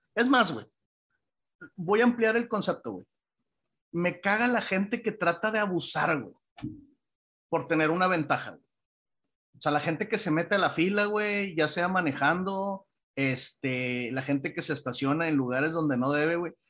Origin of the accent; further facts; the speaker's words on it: Mexico; nosotros como, como mexicanos